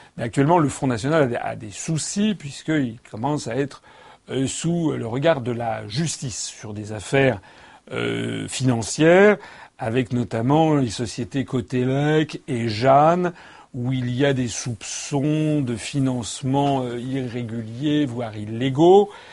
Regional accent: France; Je suis français

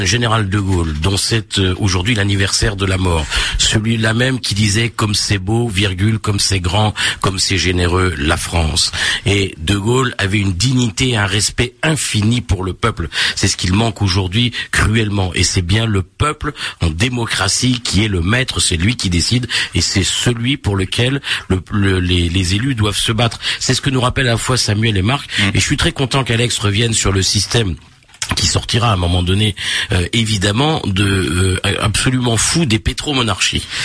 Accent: Réunion; moi je suis réunionnais

